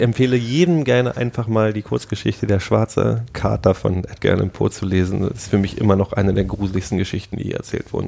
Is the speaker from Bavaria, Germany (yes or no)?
no; Frankfurt, Brandenburg, Germany; ich bin in Frankfurt Oder aufgewachsen